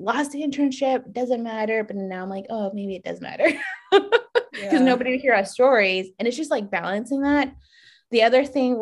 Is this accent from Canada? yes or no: no; New Mexico, United States; moved away; I'm from New Mexico.